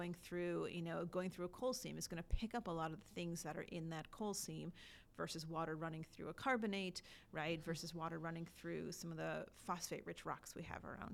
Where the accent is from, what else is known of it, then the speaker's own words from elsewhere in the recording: Wisconsin, United States; now in Kentucky, United States; I grew up in Wisconsin and I got my water from Lake Michigan